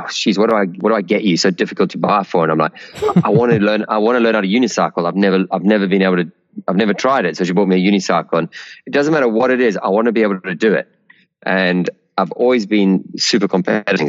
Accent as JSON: {"language": "English", "country": "South Africa", "tie": "born or raised there"}